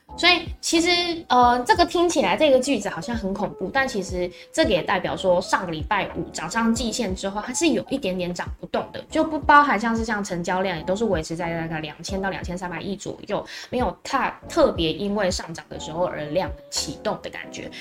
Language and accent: Chinese; Taiwan; 我们台湾人